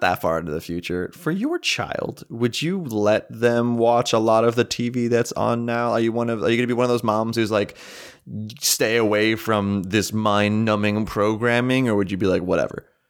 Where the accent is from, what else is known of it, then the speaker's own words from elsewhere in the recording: Townville, United States; my hometown was literally called Townville